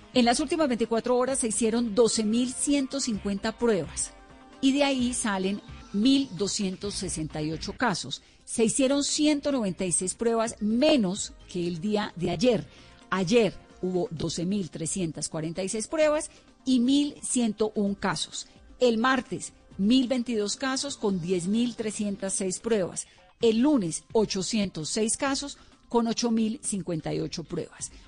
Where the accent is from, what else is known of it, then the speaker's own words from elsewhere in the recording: Colombia; somos los colombianos